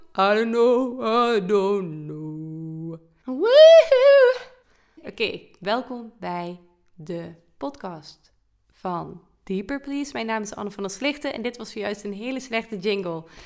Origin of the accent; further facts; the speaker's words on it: Limburg, Netherlands; als Limburger